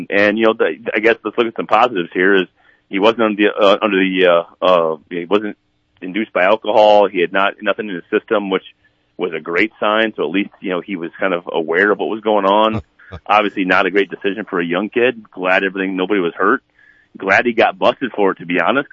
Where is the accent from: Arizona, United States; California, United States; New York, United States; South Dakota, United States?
South Dakota, United States; moved away; my home state.